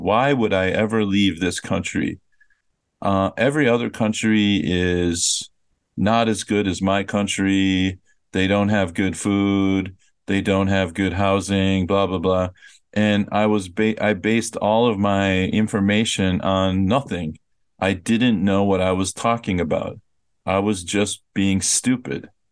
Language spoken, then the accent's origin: English; United States; moved away; I really don't even think of myself as American anymore